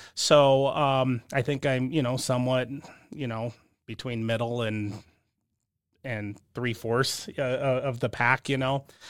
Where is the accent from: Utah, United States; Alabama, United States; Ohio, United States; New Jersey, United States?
Utah, United States; southern; also born or lived in California; grew up in a small southern Utah town, and then moved up here, you know, for high school